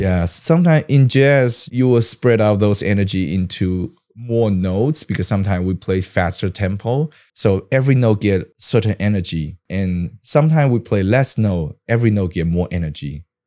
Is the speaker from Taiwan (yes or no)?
yes; Taiwan; English is a second language; I have, like, a Taiwan style of English education, I go to Bushibang